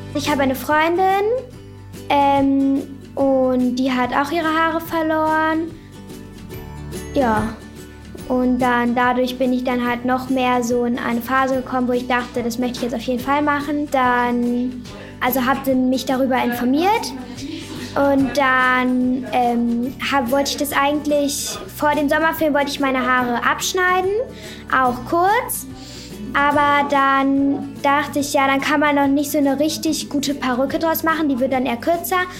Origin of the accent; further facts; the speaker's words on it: Hamburg, Germany; ich bin zwölf Jahre alt, ich komme aus Hamburg